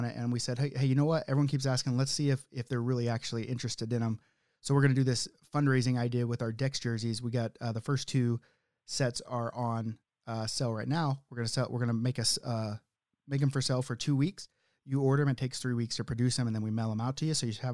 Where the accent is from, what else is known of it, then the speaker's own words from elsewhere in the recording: Oklahoma, United States; now in Canada; I'm from Oklahoma